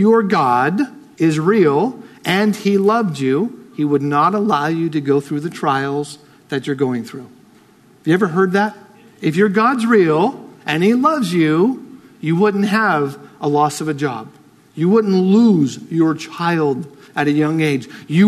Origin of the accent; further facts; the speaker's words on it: United States; I'm American